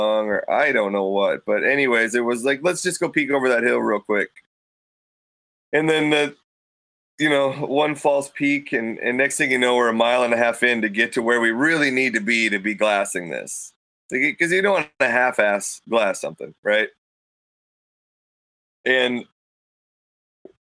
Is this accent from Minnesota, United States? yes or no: yes; Minnesota, United States; moved away; where I grew up in Minnesota